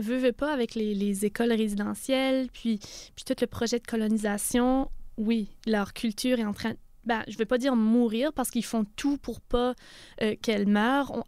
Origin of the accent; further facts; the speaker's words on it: Canada; en tant que Canadien